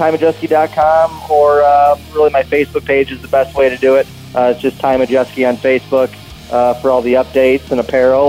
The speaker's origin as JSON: {"language": "English", "region": "Wisconsin", "country": "United States", "tie": "born or raised there", "said": "And for it to be in my home state is pretty special."}